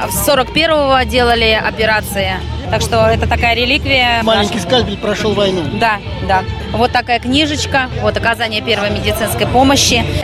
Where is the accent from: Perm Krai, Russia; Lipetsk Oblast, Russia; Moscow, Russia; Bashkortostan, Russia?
Lipetsk Oblast, Russia; Chaplygin; Чеплыгин, да.